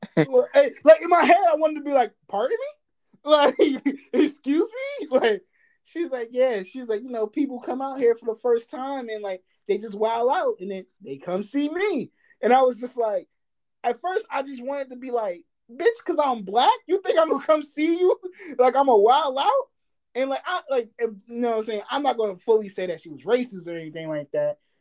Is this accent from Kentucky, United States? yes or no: no; New Jersey, United States; I'm from Jersey